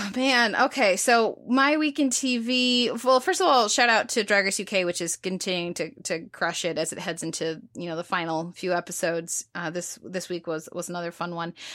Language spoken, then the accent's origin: English; United States; as an American